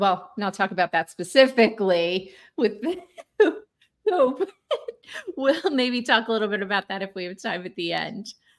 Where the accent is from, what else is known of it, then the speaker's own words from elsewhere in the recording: New York, United States; now in Arizona, United States; I'm from New York originally, but I live in Arizona now.